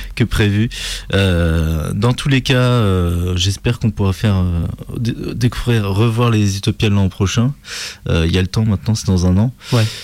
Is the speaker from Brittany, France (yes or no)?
no; Nantes, Pays de la Loire, France; je suis de Nantes